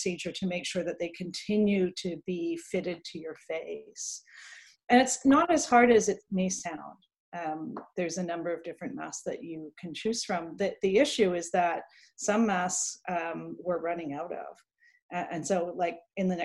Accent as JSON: {"language": "English", "country": "Canada", "tie": "born or raised there", "said": "when I was growing up in Canada"}